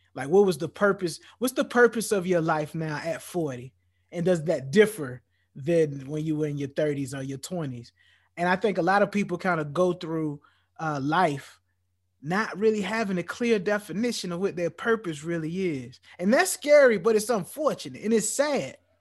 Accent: United States; as a black man growing up and growing up in America

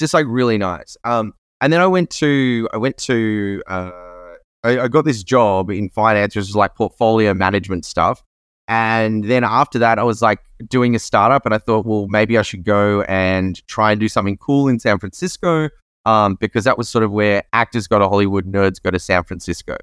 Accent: Australia; I grew up in Australia

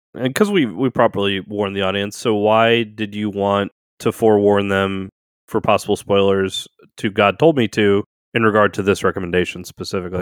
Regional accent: New Orleans, Louisiana, United States; I was born and raised in New Orleans

